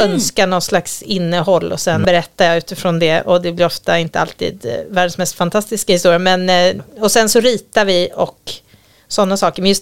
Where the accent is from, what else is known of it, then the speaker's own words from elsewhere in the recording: Gotland, Sweden; moved away; jag kommer från Gotland